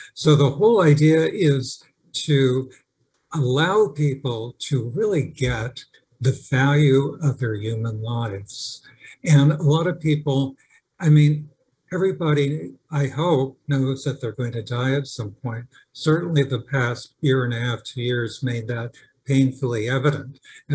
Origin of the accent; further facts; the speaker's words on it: California, United States; also born or lived in Park Forest, Illinois / England; when I was 10, right after we moved to California from Park Forest, Illinois